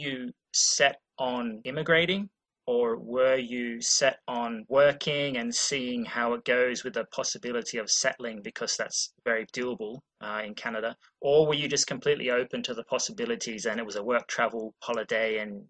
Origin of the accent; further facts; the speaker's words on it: Australia; I'm not Irish, I'm Australian, but I felt part of the gang.